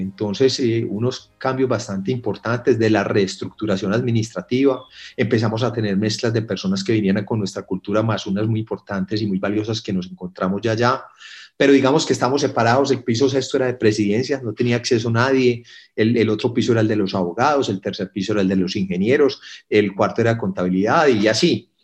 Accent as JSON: {"language": "Spanish", "area": "Paisa", "region": "Antioquia", "country": "Colombia", "said": "yo vengo de una familia muy comerciante, como buenos paisas."}